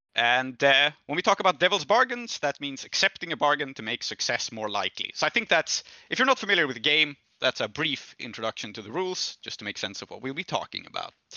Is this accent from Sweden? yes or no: yes; Sweden; I'm from Sweden